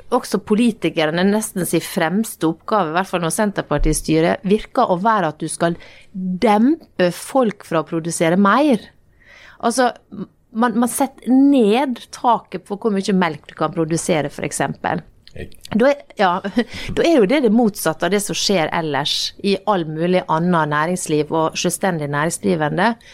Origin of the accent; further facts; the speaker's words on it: Norway; vokste opp i Norge, akkurat sånn som meg